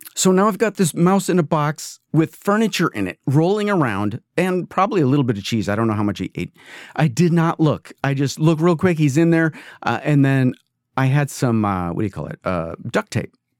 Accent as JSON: {"language": "English", "region": "East Coast", "country": "United States", "tie": "born or raised there", "moved": "yes", "lives_now": "California, United States", "said": "this is California and I grew up on the East Coast."}